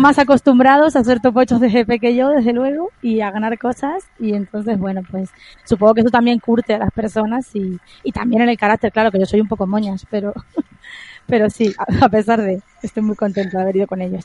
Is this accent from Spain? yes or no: yes; Santa Cruz de Tenerife, Canary Islands, Spain; moved away as an adult; now in Madrid, Spain; yo soy de, Tenerife, de Santa Cruz de Tenerife, y luego me trasladé a Madrid en enero del 2002